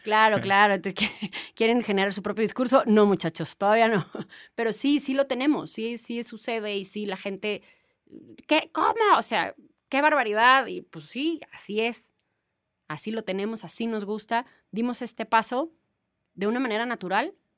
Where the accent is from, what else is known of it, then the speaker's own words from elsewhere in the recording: Mexico; como mexicanos